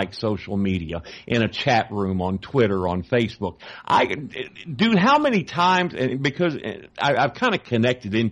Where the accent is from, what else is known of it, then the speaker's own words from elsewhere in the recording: Texas, United States; I'm from Texas